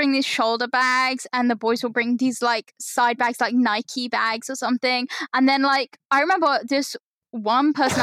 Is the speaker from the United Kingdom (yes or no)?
yes; London, United Kingdom; accent: London; I have like a London accent